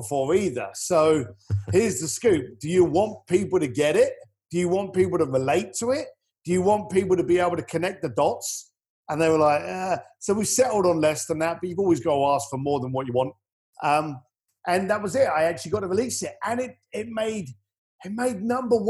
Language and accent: English; United Kingdom; accent: British; I'm British